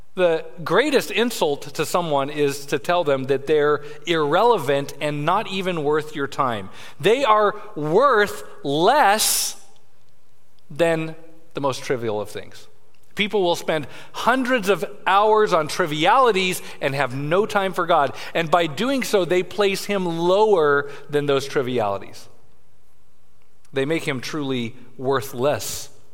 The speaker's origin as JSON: {"language": "English", "town": "Denver", "region": "Colorado", "country": "United States", "tie": "born or raised there", "said": "I grew up in Denver, Colorado"}